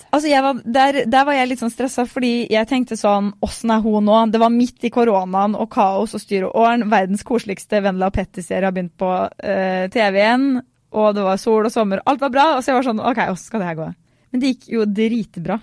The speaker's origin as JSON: {"language": "Norwegian", "town": "Fredrikstad", "region": "Østfold", "country": "Norway", "said": "fra Fredrikstad"}